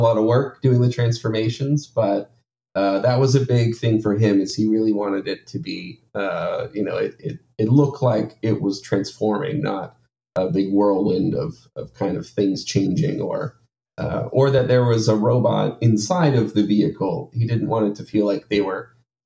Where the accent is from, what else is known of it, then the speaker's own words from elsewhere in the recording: Maple Ridge, British Columbia, Canada; also born or lived in Ontario; now in Vancouver, Canada; I grew mm-hmm. up kind of in a town maybe an hour away, called Maple Ridge. So I grew up there